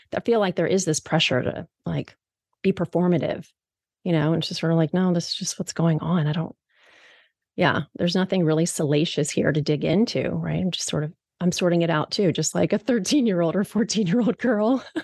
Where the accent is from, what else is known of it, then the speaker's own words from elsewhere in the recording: East Coast, United States; moved away as an adult; now in Seattle, United States; I'm three thousand miles away from home. I'm from the East Coast and I live here in Seattle.